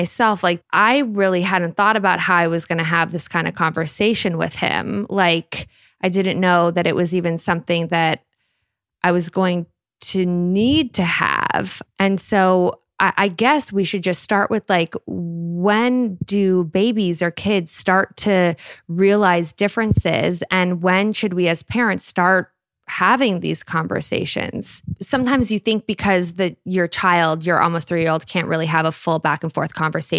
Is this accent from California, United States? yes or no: yes; Los Angeles, California, United States; also born or lived in New York; I grew up in Los Angeles and then I lived in New York for a little while and then moved back to Los Angeles